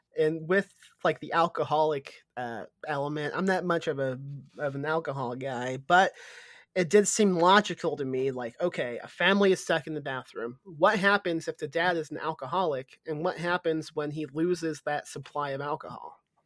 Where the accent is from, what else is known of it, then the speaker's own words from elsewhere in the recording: Midwest, United States; now in San Antonio, United States; I'm from the Midwest, and we had snow like it w, was when I was a kid in the Midwest